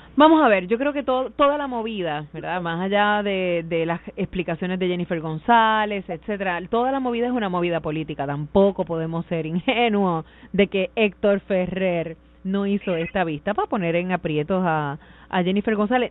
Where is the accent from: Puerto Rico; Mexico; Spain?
Puerto Rico; Caguas; yo soy de Cañaboncito